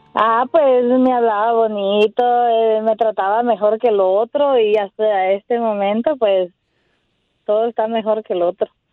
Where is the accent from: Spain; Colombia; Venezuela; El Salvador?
El Salvador; La Paz; Yo soy del de Salvador